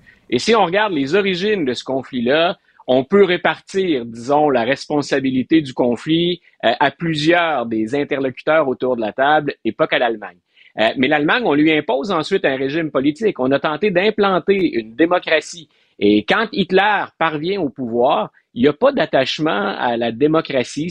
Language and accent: French; Quebec, Canada; comme Québécois